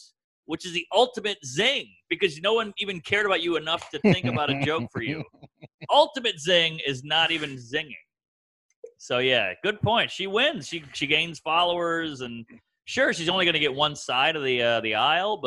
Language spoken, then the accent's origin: English; the South, United States; I'm also from the South